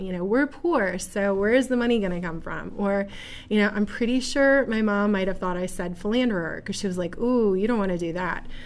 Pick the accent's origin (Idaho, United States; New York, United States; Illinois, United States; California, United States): New York, United States; Buffalo; now in Seneca Falls, United States; this beautiful little community here of Seneca Falls, which is not my original home. I was born in Buffalo